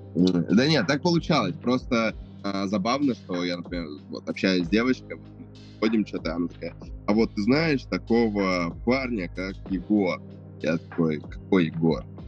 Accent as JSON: {"language": "Russian", "town": "Novosibirsk", "region": "Novosibirsk Oblast", "country": "Russia", "said": "я из Новосибирска"}